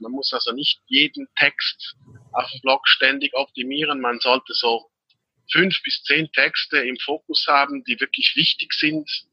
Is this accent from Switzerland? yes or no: yes; Switzerland; bin aus der Schweiz